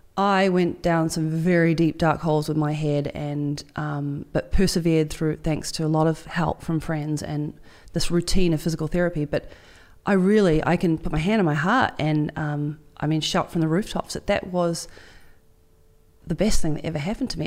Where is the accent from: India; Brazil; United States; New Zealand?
New Zealand; I'm, I'm proud as a Kiwi girl